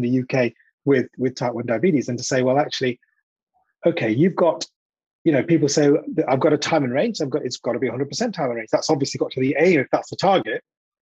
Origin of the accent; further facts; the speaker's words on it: India; I'm an Indian guy, slightly overweight